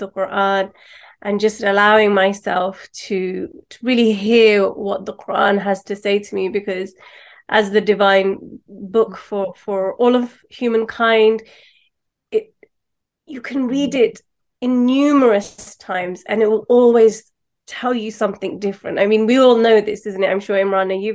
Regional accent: London, United Kingdom; Pakistani background, born and raised in London

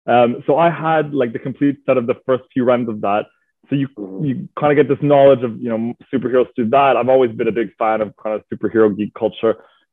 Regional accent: Montreal, Quebec, Canada; moved away as an adult; now in London, United Kingdom; So I'm originally from Montreal, Quebec, Canada. My mother's French Canadian. My dad is English Canadian. And I moved to London about 8, almost 9 years ago coming up.

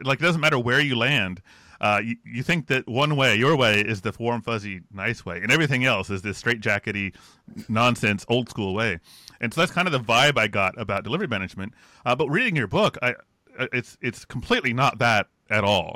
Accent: United States; an American

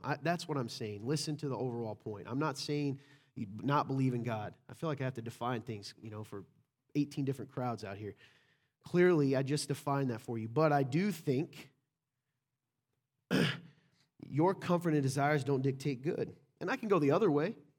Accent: the South, United States; I'm from the South

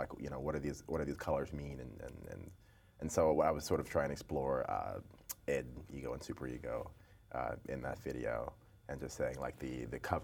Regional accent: Atlanta, Georgia, United States; I grew up in Atlanta

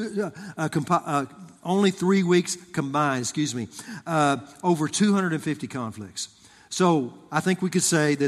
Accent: Texas, United States; I grew up in Texas

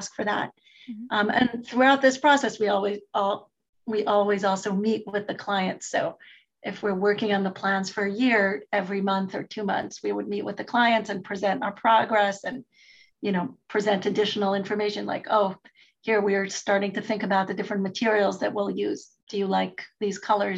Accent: Jerusalem, Jerusalem District, Israel; I'm from Israel. I grew up in Israel, in Jerusalem

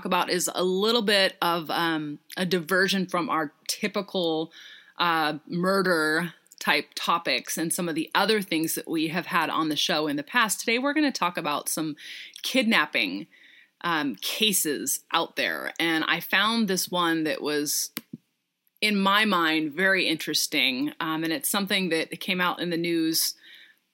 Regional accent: Seattle, Washington, United States; I'm from Seattle too

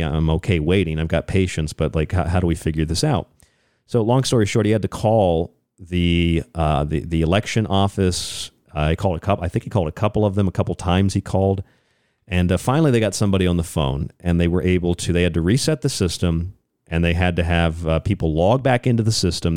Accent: Orlando, Florida, United States; I grew up in Orlando, Florida, a lot of my life.

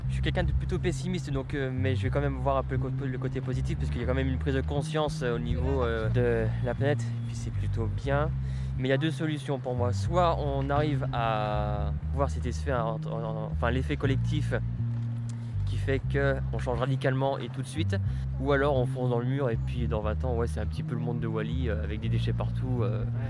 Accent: Burgundy, Bourgogne-Franche-Comté, France; now in Lyon, France; je suis originaire de Bourgogne, et à Lyon pour le, pour le boulot

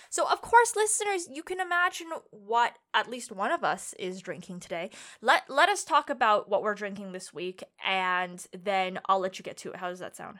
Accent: Ontario, Canada; where I'm from in Canada, Ontario

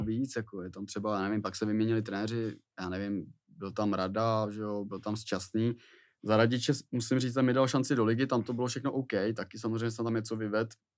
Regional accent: Plzeň, Plzeň Region, Czechia; moved away; also born or lived in Příbram / Prague / Teplice; Já tím, že jsem byl z Plzně

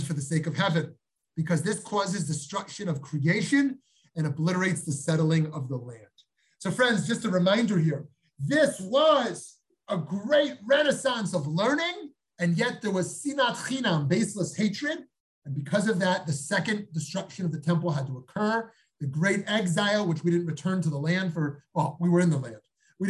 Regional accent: New York, United States; moved away as an adult; now in Jerusalem, Israel; A couple of years ago, after we moved to Yerushalayim from New York, I was once walking with my family in the Beit Yisrael neighborhood

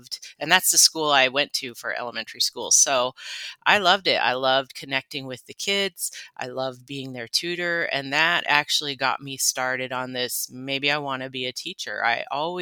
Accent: Colville Confederated Tribes Reservation, Washington, United States; born and raised on the Colville Confederated Tribes Reservation

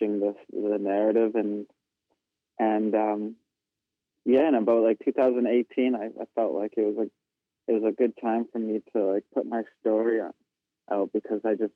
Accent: Winnipeg, Manitoba, Canada; also born or lived in Brokenhead Ojibway Nation, Manitoba; growing up in Winnipeg

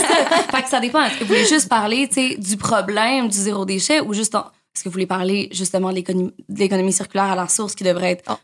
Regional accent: Montreal, Quebec, Canada; j'ai grandi à Montréal

